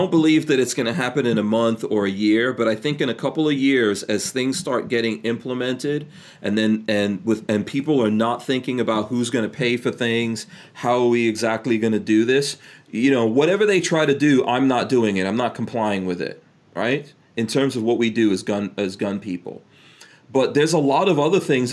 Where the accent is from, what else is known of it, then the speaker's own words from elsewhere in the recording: New York City, New York, United States; now in Gainesville, United States; I grew up in New York City when it was like all crack